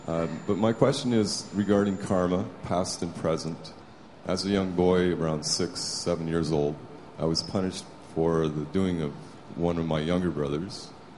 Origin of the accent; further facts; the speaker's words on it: Vancouver, British Columbia, Canada; I'm from Vancouver, Canada.